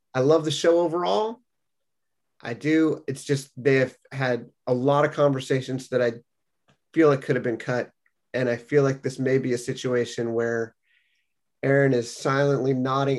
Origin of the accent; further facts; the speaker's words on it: California, United States; now in New England, United States; I'm the Californian in the group living in New England now